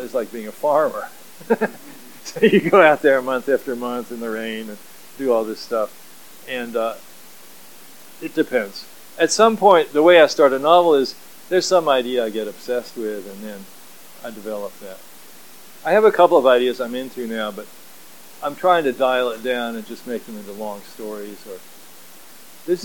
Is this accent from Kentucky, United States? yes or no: yes; Kentucky, United States; moved away as an adult; also born or lived in Lynchburg / San Jose, California; now in California, United States; I grew up in Kentucky